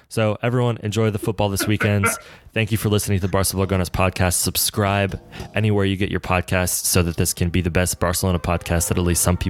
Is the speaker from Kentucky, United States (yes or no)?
no; Detroit, Michigan, United States; I'm from Detroit